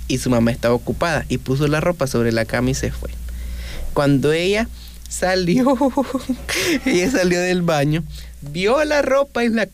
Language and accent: Spanish; Chinandega, Nicaragua; now in Managua, Nicaragua; Cabe aclarar de que yo vivo en Chinandega, y, o sea, yo soy de Chinandega, pero vivo en Managua.